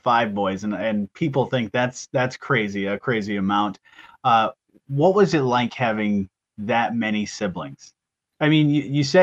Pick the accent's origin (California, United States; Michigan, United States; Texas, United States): Michigan, United States; Eau Claire; when I grew up in Eau Claire, we had a farm